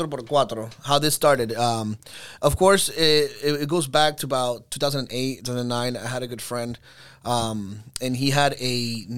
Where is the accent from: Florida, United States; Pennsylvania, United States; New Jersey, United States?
Florida, United States; Orlando; passion for 4x4, it's in me, Venezolano. We do that a lot there. But I go Jeep towards the Jeep side because I was raised in Orlando.